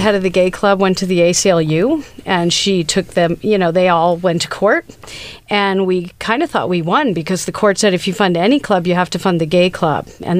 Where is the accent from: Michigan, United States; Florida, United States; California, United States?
California, United States; Anaheim; I was in Orange County. I grew up in Anaheim, basically, near Disneyland.